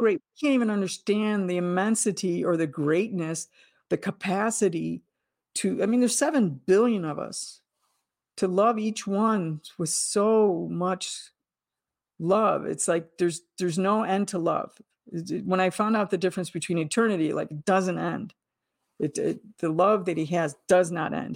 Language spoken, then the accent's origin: English; United States; as an American in the latter half of the twentieth century